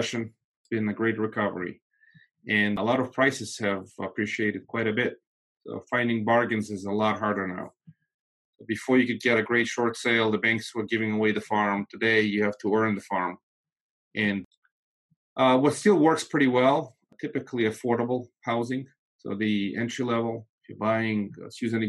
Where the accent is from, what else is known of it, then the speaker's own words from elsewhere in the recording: Moldova; first language Russian; English is a second language; now in United States; I'm actually not from Russia, from Moldova